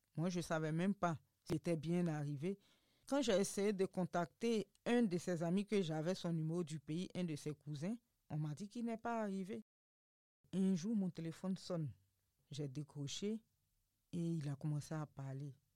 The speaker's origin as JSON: {"language": "French", "country": "Côte d’Ivoire", "also_born_or_lived": "Morocco", "moved": "as an adult", "said": "j'ai quitté la Côte d'Ivoire sans dire au revoir à ma famille"}